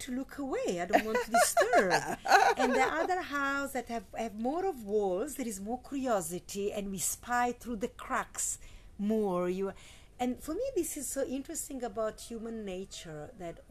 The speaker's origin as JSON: {"language": "English", "country": "Italy", "tie": "born or raised there", "said": "I grew up in Italy, so we have Christianity"}